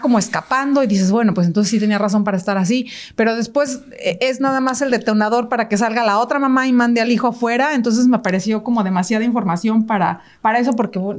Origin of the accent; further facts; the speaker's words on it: Mexico; nosotros como mexicanos